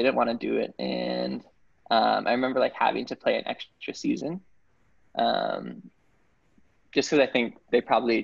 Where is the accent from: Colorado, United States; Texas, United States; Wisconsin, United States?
Colorado, United States; Boulder; moved away as an adult; also born or lived in Oakland, California / Norway; now in San Diego, United States; I was born in Oakland, California, and I moved to Boulder, Colorado when I was super young, maybe 3 years old. And grew up in Boulder until I was about 18